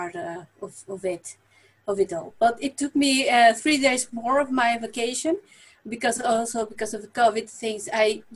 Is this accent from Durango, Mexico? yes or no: no; Mexico City, Mexico; moved away as an adult; now in Netherlands; I was born in Mexico City, and I was a very quiet child